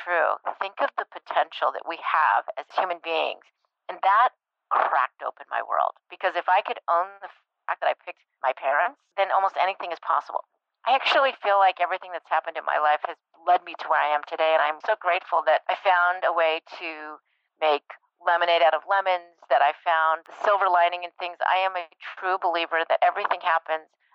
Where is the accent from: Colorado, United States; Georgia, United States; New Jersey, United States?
Colorado, United States; Breckenridge; I grew up in Breckenridge, Colorado